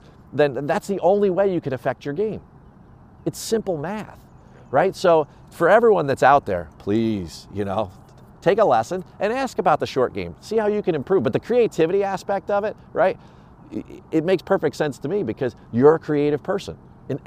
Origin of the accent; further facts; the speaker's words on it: Edison, New Jersey, United States; moved away as an adult; also born or lived in Florida / Rhode Island; I spent time when I was a kid growing up in North Edison, Menlo Park